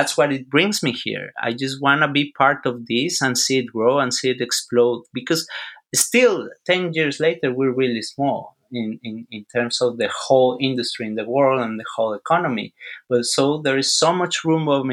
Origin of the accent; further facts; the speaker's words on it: Mexico; moved away as an adult; also born or lived in Texas; I am from Mexico, but I live in Texas for quite some time, like 8 years.